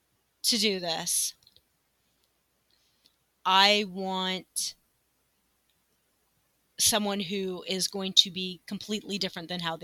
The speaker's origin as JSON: {"language": "English", "country": "United States", "said": "This is where my ignorance as an American is going to shine through"}